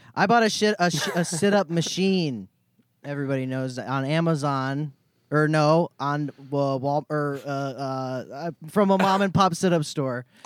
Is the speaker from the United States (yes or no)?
yes; Florida, United States; I'm from Florida.